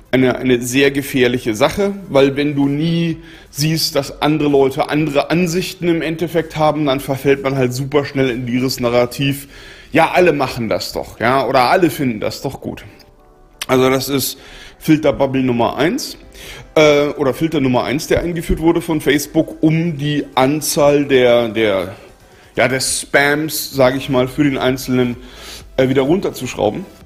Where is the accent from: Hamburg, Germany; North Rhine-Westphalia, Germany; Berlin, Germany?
Berlin, Germany; das juckt mich jetzt persönlich als Berliner herzlich wenig